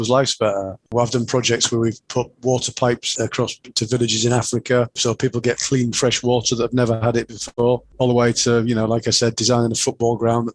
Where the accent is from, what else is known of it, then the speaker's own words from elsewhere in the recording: Yorkshire and the Humber, United Kingdom; accent: Yorkshire; my Yorkshire accent